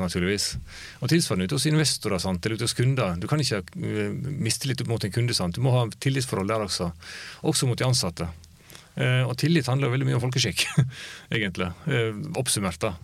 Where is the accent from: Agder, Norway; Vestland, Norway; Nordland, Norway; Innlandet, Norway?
Vestland, Norway; Luster; moved away; Luster mm. der jeg kommer fra. En liten bygd på Vestlandet.